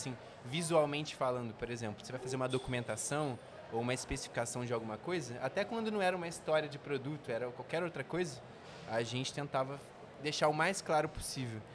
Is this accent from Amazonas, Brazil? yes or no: no; Volta Redonda, Rio de Janeiro, Brazil; a gente é do interior do Rio, né, de Volta Redonda